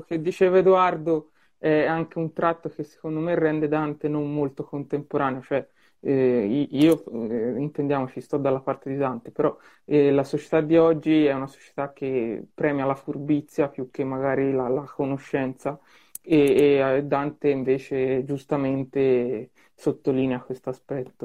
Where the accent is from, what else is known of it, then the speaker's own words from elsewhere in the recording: Tuscany, Italy; io da toscano